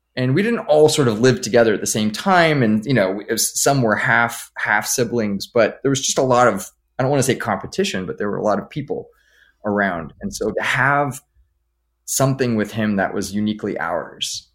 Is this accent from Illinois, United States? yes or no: no; Los Angeles, California, United States; I grew up here in Los Angeles